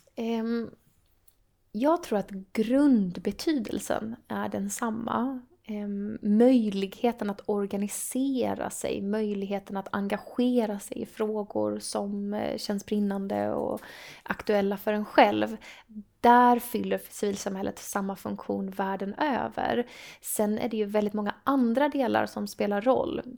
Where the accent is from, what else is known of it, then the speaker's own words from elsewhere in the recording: Sweden; om man är uppvuxen i en liten ort i Sverige